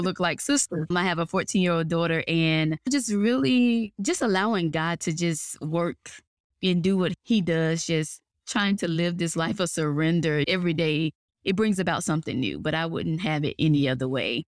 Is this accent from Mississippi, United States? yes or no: yes; Mississippi Delta, United States; now in North Atlanta, United States; I'm originally from Mississippi, good old country girl. Grew up in the Mississippi Delta